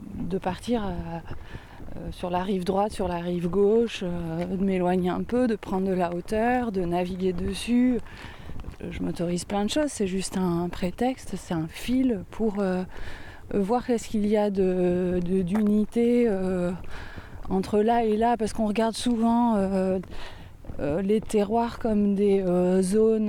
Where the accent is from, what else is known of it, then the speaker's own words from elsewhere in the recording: Angoulême, Nouvelle-Aquitaine, France; je suis je suis née je suis à Angoulême. ma mère est de Cognac, mon père est de Rochefort-sur-Mer